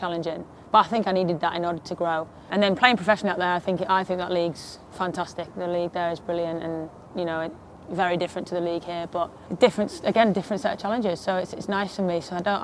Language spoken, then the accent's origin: English; Harrogate, Yorkshire and the Humber, United Kingdom; accent: thick accent; moved away as an adult; I'm from Harrogate, so it's just a small town